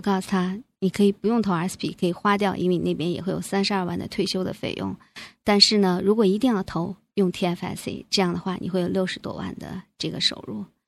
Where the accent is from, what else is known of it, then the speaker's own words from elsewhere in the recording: China; now in Canada; 我们中国人